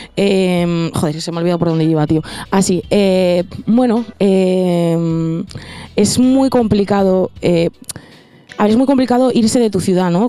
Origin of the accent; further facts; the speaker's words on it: Cantabria, Spain; moved away as an adult; now in Madrid, Spain; yo empecé en Cantabria, en un sitio en el que hay prácticamente muy poca escena